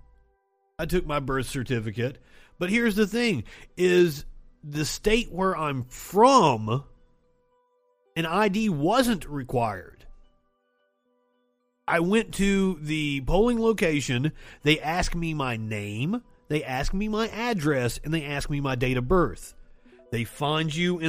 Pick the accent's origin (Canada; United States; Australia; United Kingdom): United States; Kentucky; I'm from Kentucky